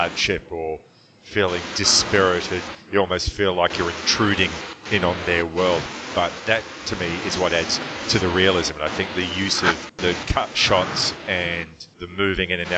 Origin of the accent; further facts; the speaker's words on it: Melbourne, Victoria, Australia; my hometown of Melbourne